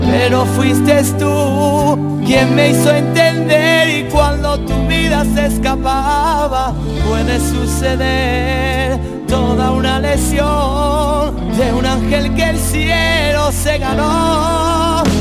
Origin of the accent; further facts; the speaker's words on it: Málaga, Andalusia, Spain; Soy de Málaga.